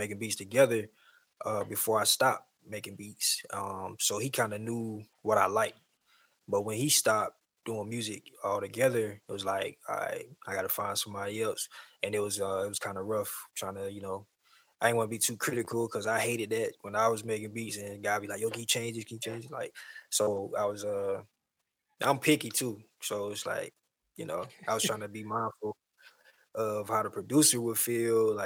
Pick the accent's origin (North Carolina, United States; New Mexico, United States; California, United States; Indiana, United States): North Carolina, United States; Wilson; I'm from Wilson, North Carolina, a little small town